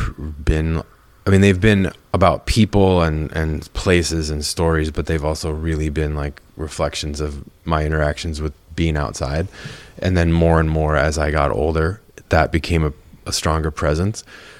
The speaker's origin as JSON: {"language": "English", "region": "Minnesota", "country": "United States", "tie": "born or raised there", "also_born_or_lived": "Eugene, Oregon / Texas / Wisconsin", "said": "Here. I mean, here, I was born in Oregon. And like before I was in second grade, we moved like from Oregon to Texas to Wisconsin and then to Minnesota."}